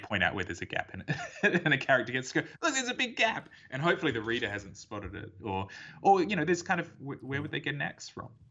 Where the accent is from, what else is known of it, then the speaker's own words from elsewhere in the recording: Perth, Western Australia, Australia; I was born in Perth and I've lived here my whole life